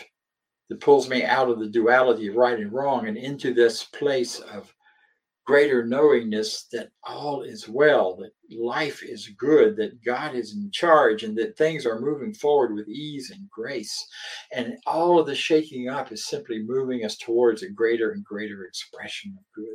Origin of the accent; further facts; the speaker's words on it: the South, Southern United States, United States; accent: Southern; moved away as an adult; also born or lived in Philadelphia / California / Denver, Colorado; And even though I'm a southerner, I've lived most of my adult life elsewhere